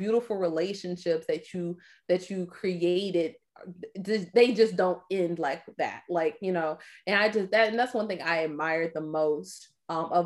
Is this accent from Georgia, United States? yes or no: yes; Atlanta, Georgia, United States; I'm from Atlanta, Georgia. I moved back to Atlanta